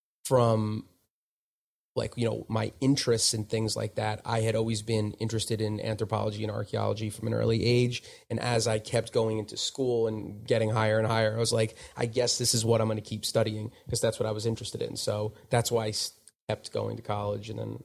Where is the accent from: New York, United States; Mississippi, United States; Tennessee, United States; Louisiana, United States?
New York, United States; Smithtown; so I was born in Smithtown, which is on Long Island.